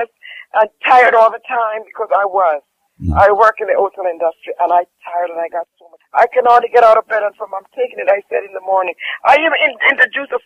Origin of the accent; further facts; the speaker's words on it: Jamaica; I'm from Jamaica and I honestly tell you, sometimes, as a Jamaican